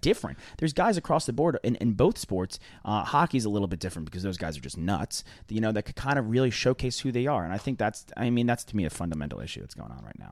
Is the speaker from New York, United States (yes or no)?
yes; New York, United States; I am from New York